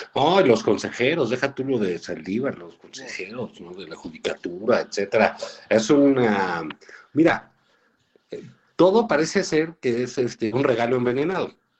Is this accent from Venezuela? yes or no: no; Mexico; los mexicanos